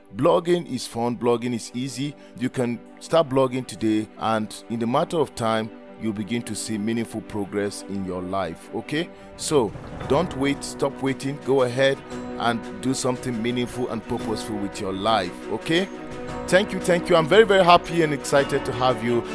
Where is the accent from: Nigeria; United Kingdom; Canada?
Nigeria; I am a Nigerian